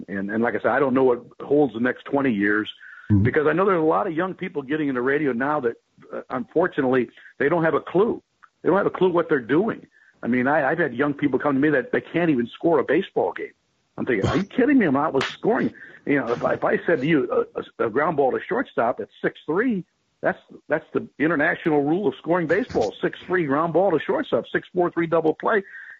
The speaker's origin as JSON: {"language": "English", "region": "Midwest", "country": "United States", "tie": "born or raised there", "said": "But I grew up in the Midwest like that, and so I could hear radio stations from all over the country."}